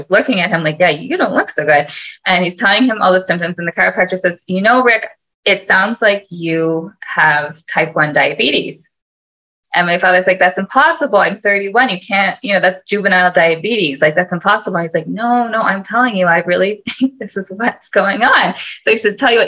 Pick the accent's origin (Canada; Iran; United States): Canada; Toronto, Ontario; I'm from Toronto, grew up in Toronto, born and bred